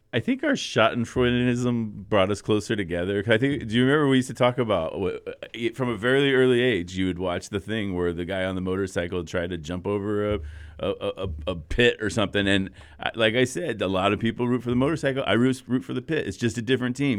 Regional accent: United States; as an American

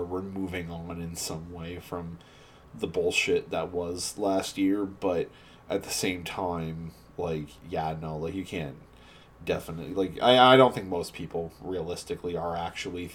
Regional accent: Canada; we're not even in America, we're all Canadian

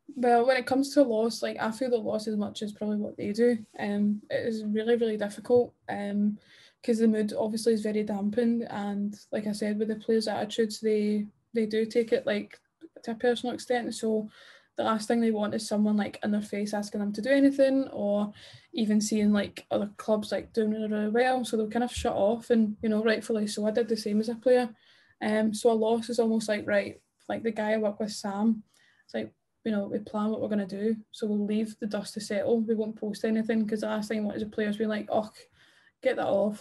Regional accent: Scotland, United Kingdom; being Scottish

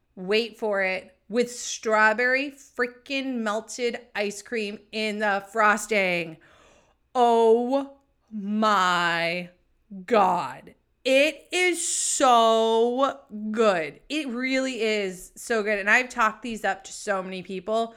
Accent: New England, United States; also born or lived in San Diego; I'm from New England

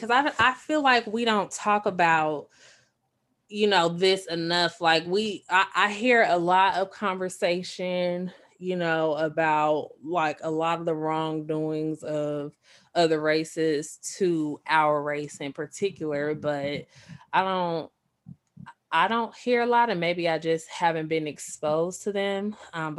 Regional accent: Denver, Colorado, United States; also born or lived in Tulsa, Oklahoma; when I moved from Tulsa, Oklahoma back to Denver. I went to a predominantly black school there

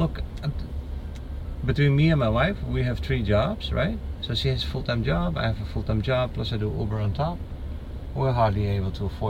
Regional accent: Netherlands; born or raised there; moved away as an adult; also born or lived in Haiti; now in United States

